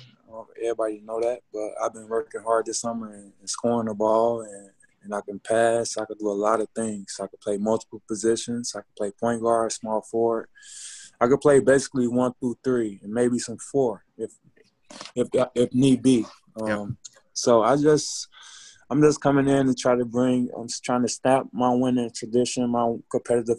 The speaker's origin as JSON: {"language": "English", "town": "Chicago", "region": "Illinois", "country": "United States", "said": "I'm from Chicago"}